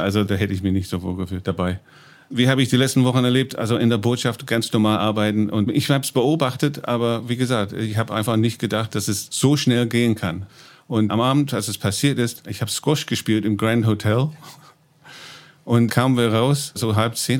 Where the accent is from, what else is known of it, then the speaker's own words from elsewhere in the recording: East of England, United Kingdom; German is a second language; moved away as an adult; now in Berlin, Germany; Ich bin Engländer, komme aus dem Land in Ostengland